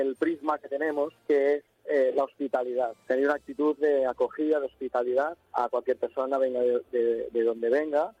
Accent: Catalonia, Spain; Nosotros somos de Cataluña y hay un colegio de Lleida, pero los demás son de Barcelona

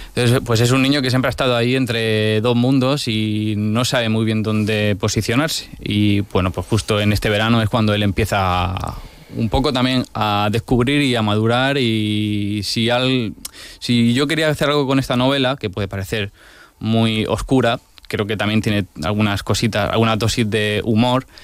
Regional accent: Region of Murcia, Spain; cómo somos los murcianos

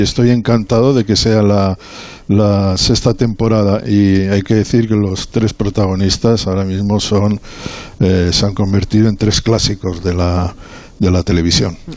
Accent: Bilbao, Basque Country, Spain; now in Madrid, Spain; soy de Bilbao

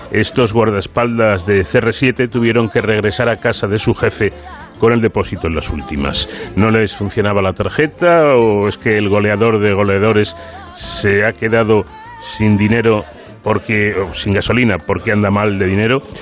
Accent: Spain; Y de nuevo reiterarle pues nuestra más cordial enhorabuena también como españoles nos sentimos orgullosos de, de, usted por este premio internacional L'Oréal UNESCO.

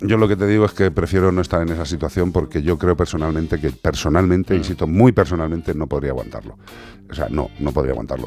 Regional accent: El Casar, Spain; de mi pueblo, del Casar

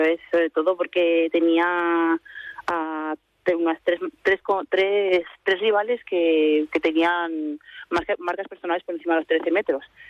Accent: Castro Urdiales, Cantabria, Spain; moved away as an adult; also born or lived in Madrid / Brussels; now in Santander, Spain; me fui a Castro y ahí es donde me he criado, donde he crecido

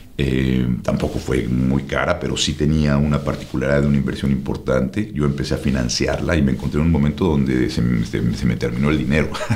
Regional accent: Mexico City, Mexico; moved away; Los que nacimos en México nos decimos, nos dicen chilangos

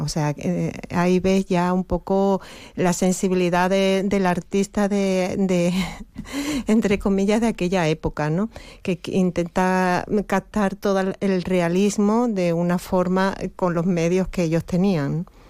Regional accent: Campo de Gibraltar, Andalusia, Spain; moved away; yo soy de aquí, me afinqué, volví a, mi tierra

